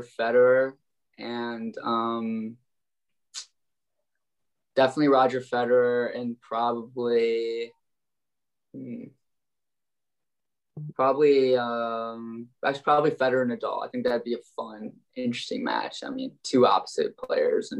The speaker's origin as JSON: {"language": "English", "town": "Detroit", "region": "Michigan", "country": "United States", "said": "I'm from Detroit, Michigan"}